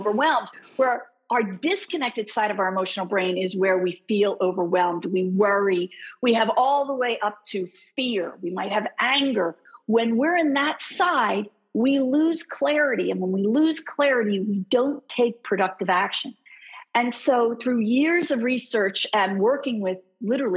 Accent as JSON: {"language": "English", "town": "Philadelphia", "region": "Pennsylvania", "country": "United States", "said": "I'm from Philly."}